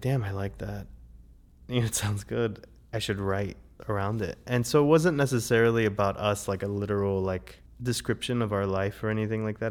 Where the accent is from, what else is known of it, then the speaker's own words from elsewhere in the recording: South Florida, United States; also born or lived in Savannah, Georgia / Atlanta, Georgia / New York; now in Asheville, United States; I grew up in South Florida, and I lived in Savannah, Georgia, and I lived in Atlanta.